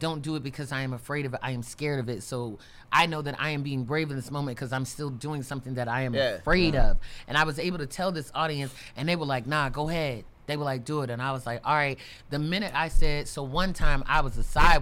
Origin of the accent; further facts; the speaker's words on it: Baltimore, Maryland, United States; in my hometown, like, I can't really do an open mic in Baltimore